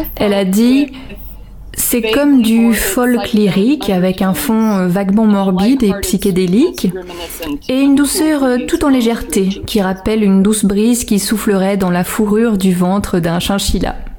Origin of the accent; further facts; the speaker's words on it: Silver City, New Mexico, United States; moved away; also born or lived in Portland; Moi j'ai grandi à Silver City